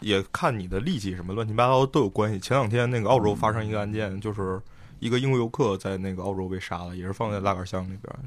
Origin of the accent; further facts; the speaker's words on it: Northeast China, China; 我小的时候在东北是见过的